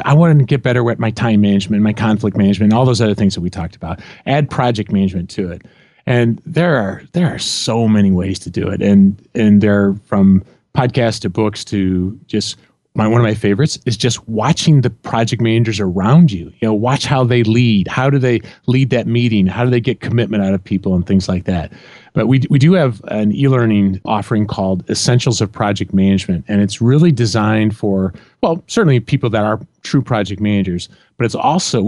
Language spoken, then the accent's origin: English; Illinois, United States; Yeah, I grew up in Central Illinois, and one side of the street were Cardinal fans, and the other side of the street were Cub fans.